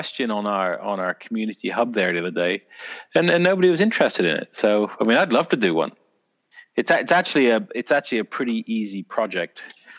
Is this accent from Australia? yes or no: no; South West England, United Kingdom; people kept thinking I was from Canada or Ireland or something. I was like, no, from bloody Dorset!